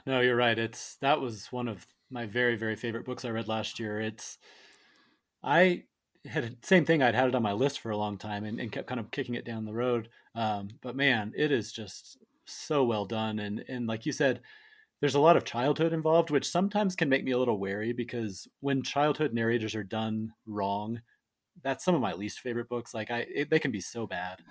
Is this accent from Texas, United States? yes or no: no; Colorado, United States; I was born and raised in Colorado